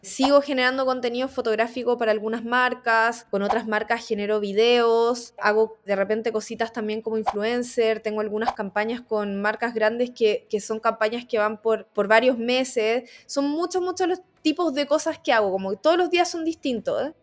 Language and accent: Spanish; La Serena, Coquimbo, Chile; moved away as an adult; now in Santiago, Chile; yo nací en La Serena, estudié en el Colegio La Serena, estudié en la Universidad Católica del Norte, que queda en Coquimbo, a media hora de mi casa